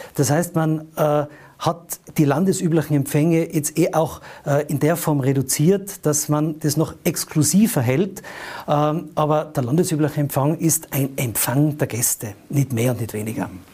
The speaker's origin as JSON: {"language": "German", "region": "Tyrol", "country": "Austria", "said": "meinem Heimatland Tirol"}